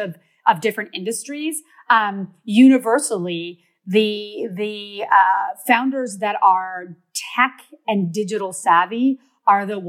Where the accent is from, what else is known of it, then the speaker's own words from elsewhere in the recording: Canada; I'm Canadian